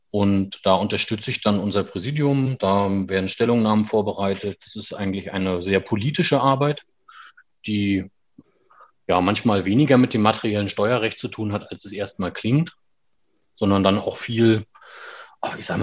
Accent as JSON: {"language": "German", "town": "Schwerin", "region": "Mecklenburg-Vorpommern", "country": "Germany", "tie": "born or raised there", "said": "ich komme aus Schwerin gebürtig habe in Wismar studiert, das ist ja nicht unweit von Schwerin, allerdings an der Ostsee gelegen"}